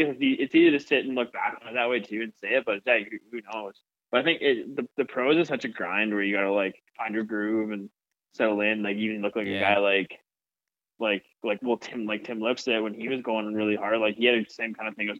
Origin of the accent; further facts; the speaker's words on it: Saskatchewan, Canada; growing up a little different because I grew up in Saskatchewan.